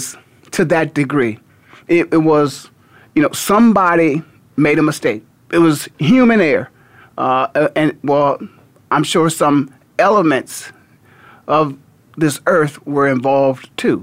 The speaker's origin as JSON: {"language": "English", "town": "Canton", "region": "Ohio", "country": "United States", "tie": "born or raised there", "moved": "yes", "lives_now": "Phoenix, United States", "said": "I'm born and raised in the Hall of Fame city"}